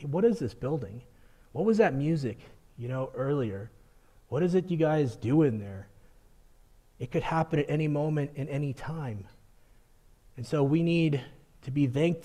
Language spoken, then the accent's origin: English; Colorado, United States; growing up in Colorado, I've experienced a blizzard one day and sunny weather the next